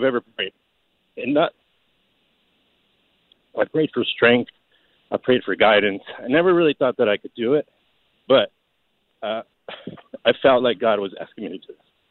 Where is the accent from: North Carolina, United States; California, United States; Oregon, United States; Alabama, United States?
California, United States; Los Angeles; I grew up in East L.A.